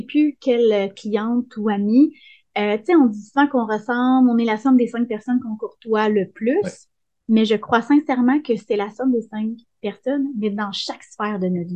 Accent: Sainte-Émélie-de-l'Énergie, Quebec, Canada; à sainte émilie dans mon village natal

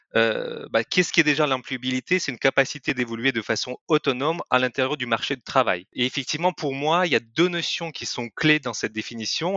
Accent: Kyrgyzstan; French is a second language; moved away as an adult; also born or lived in Lyon, France; now in France; je ne suis pas français à la base je viens euh, d'un pays de l'Asie centrale qui s'appelle le Kyrgyzstan et je suis venu en France il y a huit ans

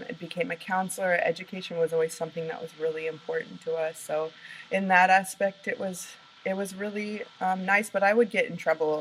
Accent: Oregon, United States; moved away as an adult; also born or lived in Portland, Oregon; I actually grew up in Oregon

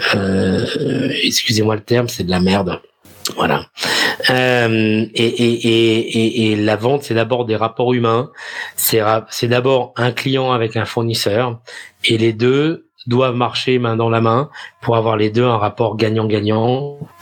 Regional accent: France; moved away as an adult; also born or lived in Netherlands; now in Amsterdam, Netherlands; En tant que Français

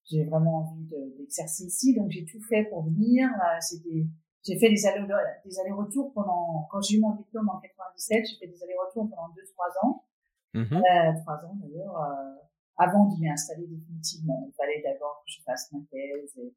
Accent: Copenhagen, Capital Region of Denmark, Denmark; French is a second language; moved away as an adult; also born or lived in Belgium; now in Paris, France; j'ai vécu euh, bon, la plupart de mon enfance et jeunesse à Copenhague, mais j'ai vécu aussi 4 ans en Belgique. C'est là où j'ai appris à parler les langues étrangères. Je parle trois, trois langues vraiment, euh, anglais aussi, danois.

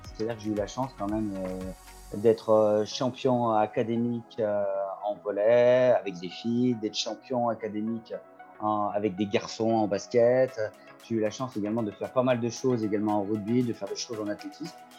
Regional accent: Loire, Auvergne-Rhône-Alpes, France; je suis issu de la Loire

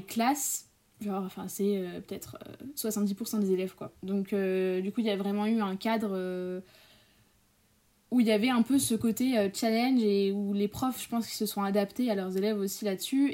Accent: Paris, Île-de-France, France; je suis née à Paris en octobre, le 9 octobre 2003, enfin à côté de Paris, mais bon, j'ai grandi en partie à Paris

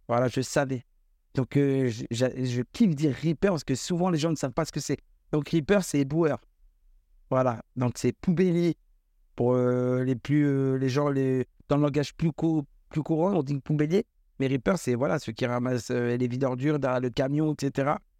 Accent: Tours, Centre-Val de Loire, France; je suis de Tours. Je suis originaire de la ville de Tours.

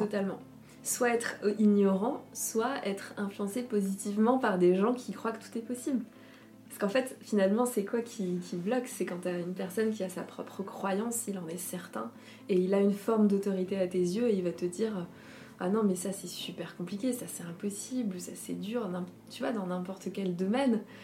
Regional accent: Alsace, Grand Est, France; la maison où j'ai grandi, en Alsace

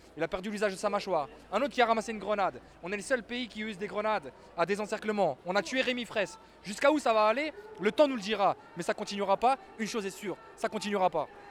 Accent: Yvelines, Île-de-France, France; je suis des Yvelines. J'ai 33 ans, je suis un jeune qui a grandi en banlieue

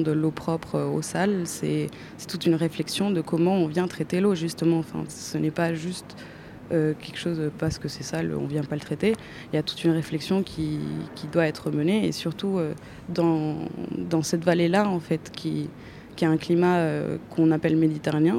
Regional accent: Chile; moved away as an adult; now in France; J'ai grandi au Chili

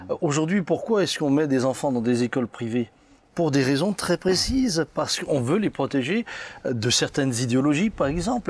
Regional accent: Pfastatt, Grand Est, France; j'ai grandi à Fastat où on était relativement tranquille

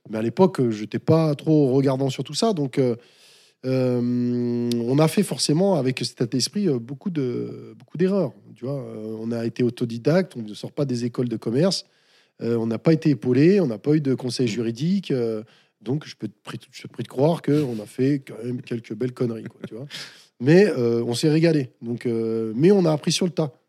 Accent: France; ouais, je suis français, mais j'ai pas peur.

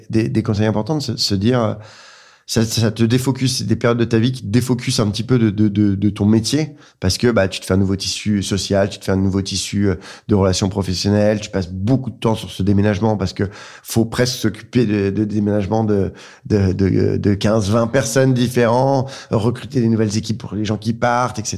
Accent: Dijon, Bourgogne-Franche-Comté, France; also born or lived in Lyon / Reims; Moi, j'ai grandi à Dijon à Dijon, à Lyon, à Reims. J'avais pas mal bougé, mais, mais, c'est à Dijon que j'ai gardé euh, de nombreuses attaches.

